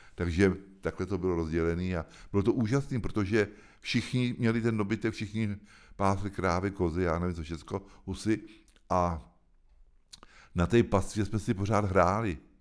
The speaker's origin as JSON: {"language": "Czech", "town": "Hoštice", "region": "South Bohemian Region", "country": "Czechia", "tie": "born or raised there", "also_born_or_lived": "Prague / France", "said": "to je můj domov. Tam jsem se narodil před 70 lety a tam žiju furt"}